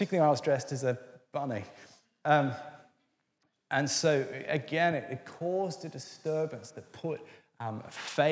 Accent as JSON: {"language": "English", "town": "Orange", "region": "New South Wales", "country": "Australia", "tie": "born or raised there", "moved": "yes", "lives_now": "Feltham, United Kingdom", "said": "I grew up in Orange"}